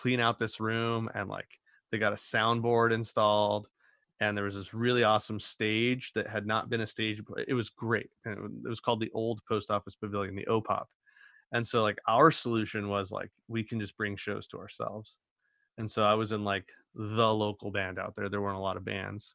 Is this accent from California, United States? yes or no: yes; inland Southern California, United States; we had the whole scene in Southern California, but Aaron and I were both just like inland